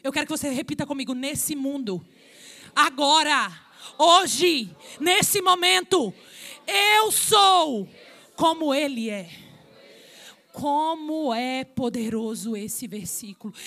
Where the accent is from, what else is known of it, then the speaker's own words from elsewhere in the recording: Minas Gerais, Brazil; Mineira, porque eu sou de Minas